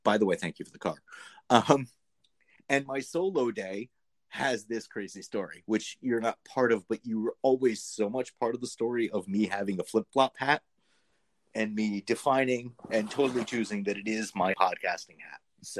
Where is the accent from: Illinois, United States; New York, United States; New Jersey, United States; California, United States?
New York, United States; despite me being a New Yorker